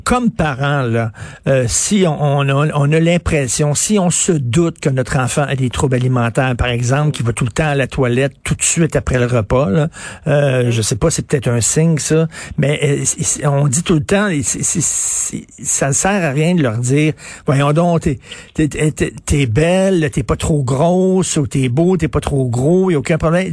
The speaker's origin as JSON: {"language": "French", "town": "Montreal", "region": "Quebec", "country": "Canada", "said": "je viens de Verdun"}